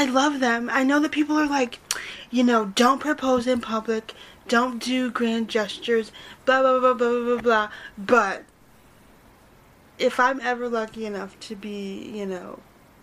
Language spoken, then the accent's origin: English; near Buffalo, Western New York, United States; I grew up here in Western New York. So, like, I live near Buffalo